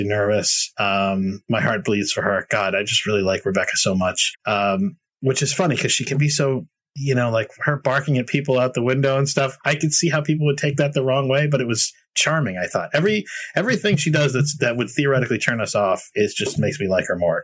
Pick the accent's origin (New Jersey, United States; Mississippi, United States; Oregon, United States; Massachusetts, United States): Massachusetts, United States; Boston; I'm a New Englander. I grew up in the Boston area